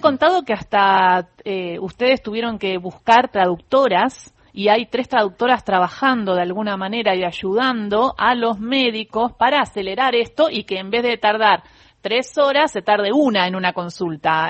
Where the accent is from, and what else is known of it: Argentina